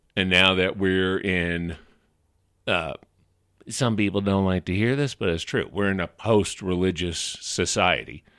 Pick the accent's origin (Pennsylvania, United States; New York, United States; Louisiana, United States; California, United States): Louisiana, United States; New Orleans; moved away; also born or lived in West Coast; I grew up, I was born and raised in New Orleans